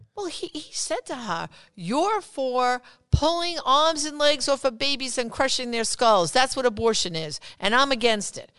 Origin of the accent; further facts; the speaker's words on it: New York, United States; I'm from New York